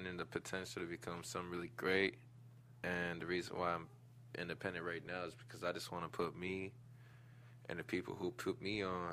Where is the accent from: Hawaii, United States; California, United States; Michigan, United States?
Hawaii, United States; I was born and raised in Hawaii